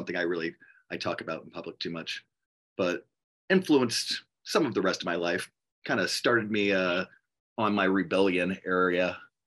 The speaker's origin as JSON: {"language": "English", "town": "New Orleans", "region": "Louisiana", "country": "United States", "tie": "born or raised there", "said": "I was born in New Orleans. I was born on the West Bank in Algiers"}